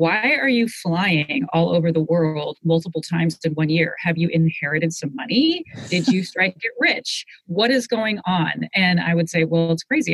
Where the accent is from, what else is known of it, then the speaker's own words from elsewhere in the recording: Seattle, Washington, United States; Growing up in Seattle